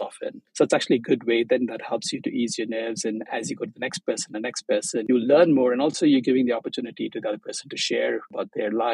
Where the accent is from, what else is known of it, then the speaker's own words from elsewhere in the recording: Chennai, Tamil Nadu, India; moved away as an adult; also born or lived in Maldives; now in Tokyo, Japan; I'm from Chennai, which is in the southeast coast of India